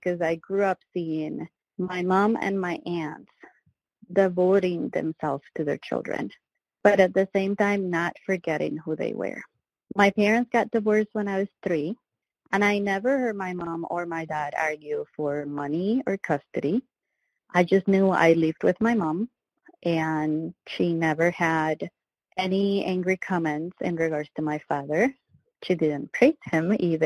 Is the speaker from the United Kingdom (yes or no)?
no; Venezuela; moved away; I was born in Venezuela